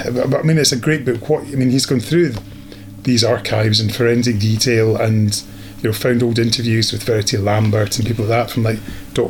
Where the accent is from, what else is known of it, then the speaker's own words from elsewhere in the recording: Scotland, United Kingdom; as Scottish people